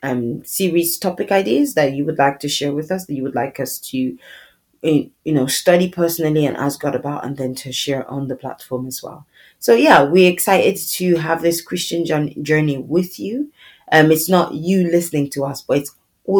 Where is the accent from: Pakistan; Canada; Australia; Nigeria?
Nigeria; now in United Kingdom; I currently reside in the UK, but I'm originally from Nigeria